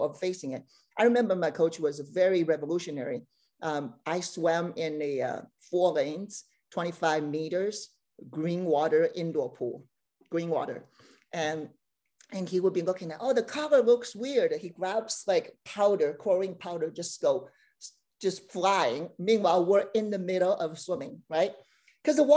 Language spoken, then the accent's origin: English; China; moved away as an adult; also born or lived in Beijing; now in Bay Area, United States; growing up in China